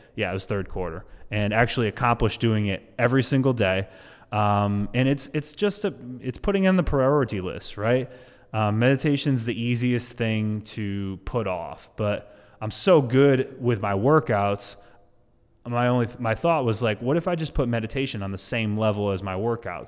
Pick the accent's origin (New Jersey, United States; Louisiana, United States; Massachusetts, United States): Massachusetts, United States; now in Florida, United States; I'm from Massachusetts